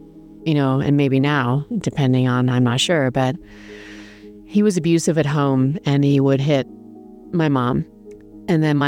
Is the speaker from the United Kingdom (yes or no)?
yes; England, United Kingdom; also born or lived in Germany; I grew up in England